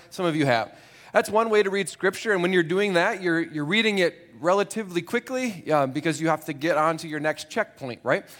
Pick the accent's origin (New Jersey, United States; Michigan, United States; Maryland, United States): Michigan, United States; Grand Rapids; I was born in Grand Rapids